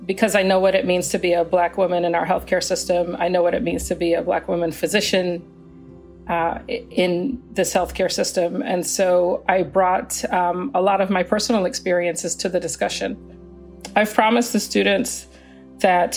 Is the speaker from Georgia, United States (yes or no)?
yes; Atlanta, Georgia, United States; also born or lived in Canada; I was born in Canada, but I've grown up in the United States since I was 8 years old, in Atlanta since I was 8 years old